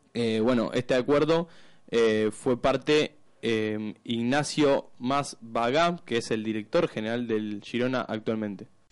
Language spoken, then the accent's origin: Spanish; Argentina; como argentino